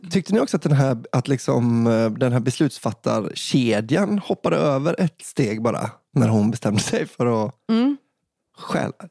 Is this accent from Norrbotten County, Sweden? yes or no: no; Stockholm County, Sweden; Här kommer en liten historia från min hemort. Historien jag ska berätta utspelar sig under tidigt 00-tal när jag gick på högstadiet. Jag är uppvuxen i en förort söder om Stockholm.